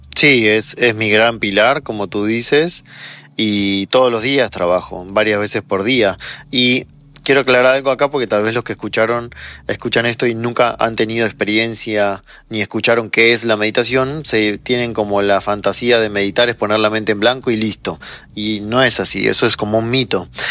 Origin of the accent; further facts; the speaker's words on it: Argentina; moved away as an adult; also born or lived in Chile; now in Mexico; nací en Argentina, luego viví un año en Chile y de ahí nos vinimos a México con mi esposa y mi hijo